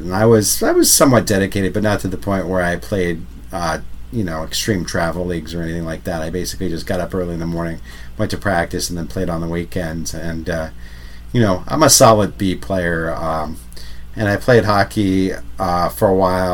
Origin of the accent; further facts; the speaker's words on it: Ramsey, New Jersey, United States; moved away; growing up in New Jersey